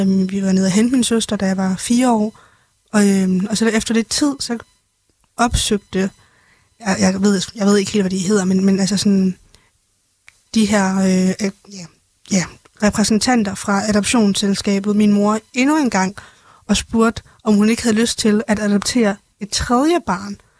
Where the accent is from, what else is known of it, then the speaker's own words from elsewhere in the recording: Denmark; also born or lived in China; jeg er jo egentlig rigtig fra Danmark, men jeg er født i Kina